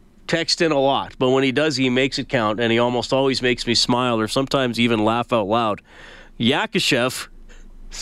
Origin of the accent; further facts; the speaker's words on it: Evansburg, Alberta, Canada; when I was growing up in Evansburg